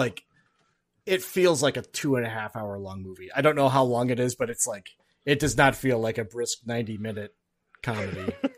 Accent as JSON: {"language": "English", "region": "Alaska", "country": "United States", "tie": "born or raised there", "also_born_or_lived": "Duluth, Minnesota / Twin Cities, Minnesota", "moved": "yes", "said": "I grew up in Alaska"}